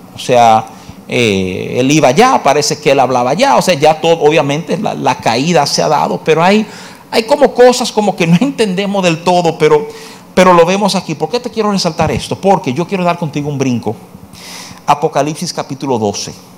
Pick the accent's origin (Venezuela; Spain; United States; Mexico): United States; New York; de jovencito, me, eh, me crié en Nueva York